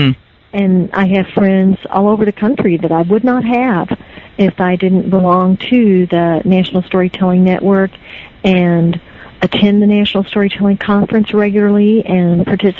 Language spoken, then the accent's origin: English; Meade County, Kentucky, United States; now in Frankfort, United States; I grew up in Meade County